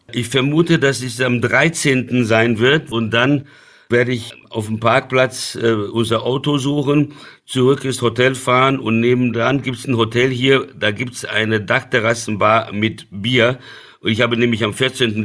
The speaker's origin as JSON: {"language": "German", "country": "Brazil", "tie": "born or raised there", "moved": "yes", "lives_now": "Germany", "said": "ich bin in Brasilien aufgewachsen"}